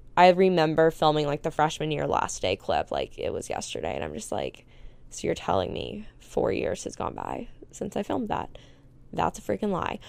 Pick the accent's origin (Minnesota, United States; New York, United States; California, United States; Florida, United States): Florida, United States; Panama City Beach; moved away as an adult; also born or lived in Tuscaloosa / Houston; growing up in Panama City Beach, which is just, like, a tourist town